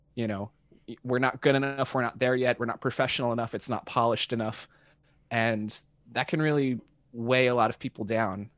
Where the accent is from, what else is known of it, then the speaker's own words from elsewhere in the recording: Dallas–Fort Worth area, North Texas, United States; now in Los Angeles, United States; I grew up in North Texas, um, in the suburbs of, like, the Dallas and Fort Worth area